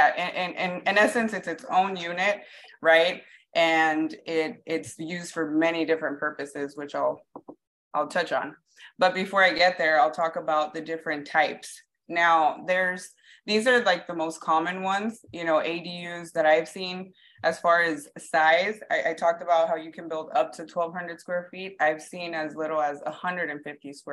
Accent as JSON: {"language": "English", "town": "Long Beach", "region": "California", "country": "United States", "tie": "born or raised there", "said": "I'm a realtor, born and raised in Long Beach"}